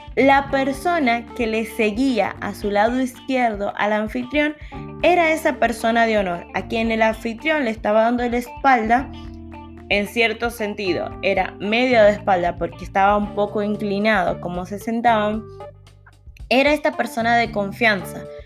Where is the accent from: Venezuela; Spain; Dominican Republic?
Dominican Republic; En mi país, Dominicana